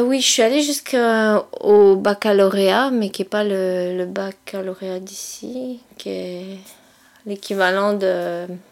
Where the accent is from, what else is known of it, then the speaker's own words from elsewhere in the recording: eastern France, near Strasbourg, Grand Est, France; moved away; je suis originaire de l'Est de la France. Euh, pour que tout le monde situe un petit peu plus, en général, je dis que je viens proche, j'habite proche de Strasbourg